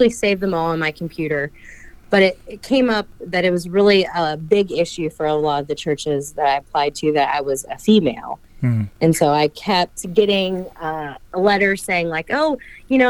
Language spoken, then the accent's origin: English; Texas, United States; moved away as an adult; now in Lincoln, United States; I am half Mexican. I'm from Texas